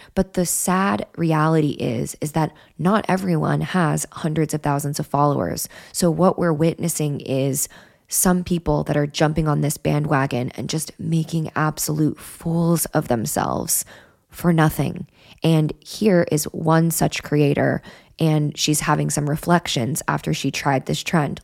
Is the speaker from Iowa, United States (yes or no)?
no; Wyoming, United States; I grew up in Wyoming